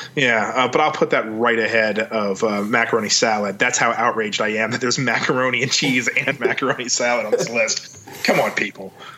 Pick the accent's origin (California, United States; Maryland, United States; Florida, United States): Maryland, United States; I grew up in Maryland